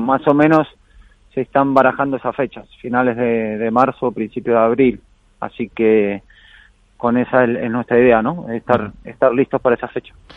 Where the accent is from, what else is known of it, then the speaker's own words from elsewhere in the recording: Argentina; now in Spain; me fui a Argentina, estuve ahí más de dos semanas, ahí de vuelta en la, tierra y las raíces y bien, bien con la familia.